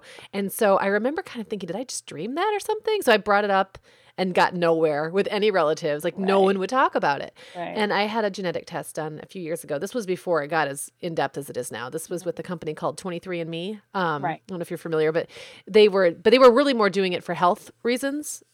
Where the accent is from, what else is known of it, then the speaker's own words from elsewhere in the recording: United States; especially when you identify as American and always have